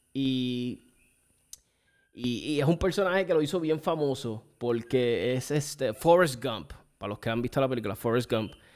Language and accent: Spanish; Puerto Rico; como boricuas